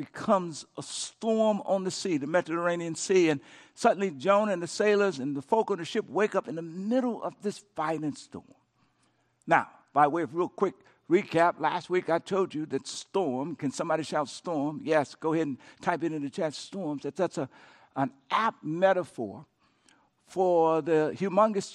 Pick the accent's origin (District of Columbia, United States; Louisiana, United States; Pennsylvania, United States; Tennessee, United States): Louisiana, United States; my home state of Louisiana